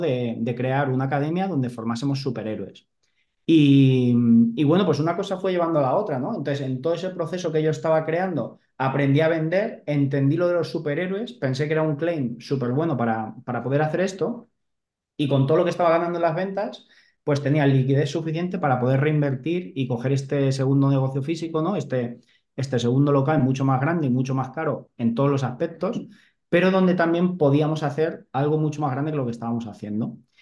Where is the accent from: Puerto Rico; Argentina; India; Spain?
Spain; Albacete, Castilla-La Mancha; moved away as an adult; also born or lived in Mahora / Balearic Islands; yo siempre digo que soy un chaval de pueblo, o sea, yo soy de Albacete